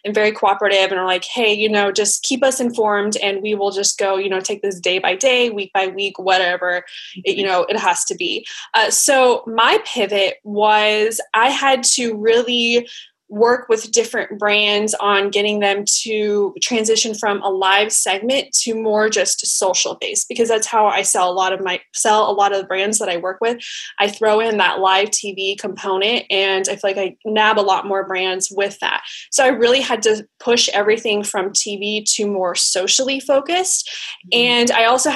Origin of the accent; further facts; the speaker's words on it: Colorado, United States; I was born and raised in Colorado on a 40-acre farm.